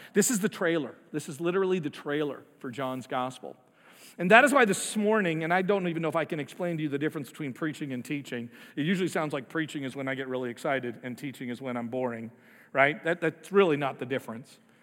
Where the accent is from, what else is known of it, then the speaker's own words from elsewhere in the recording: United States; we're American